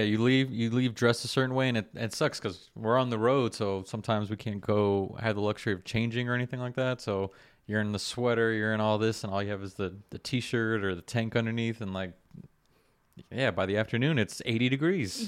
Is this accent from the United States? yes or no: yes; South Florida, United States; I grew up in South Florida, you know, jumping in the canals